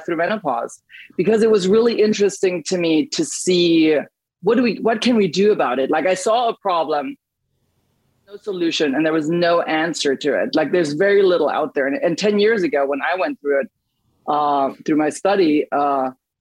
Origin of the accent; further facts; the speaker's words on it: Germany; moved away; I grew up in Germany